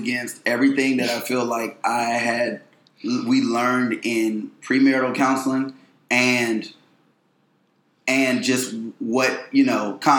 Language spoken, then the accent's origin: English; Florida, United States; I am from Florida